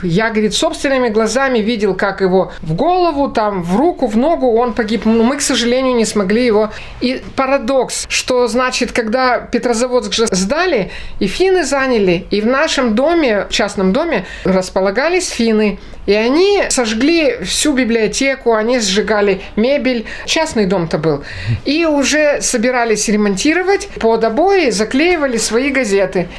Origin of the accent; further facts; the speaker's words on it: Republic of Karelia, Russia; Жили мы, родились мы все в Карелии. Дед мой был петербуржец, а, в общем-то, мы все из Карелии